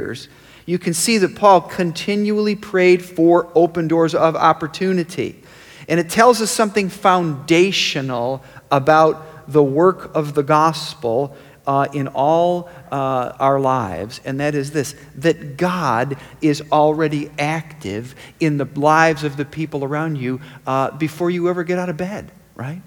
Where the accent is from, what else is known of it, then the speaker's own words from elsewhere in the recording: Rochester, New York, United States; I was born in Rochester, New York.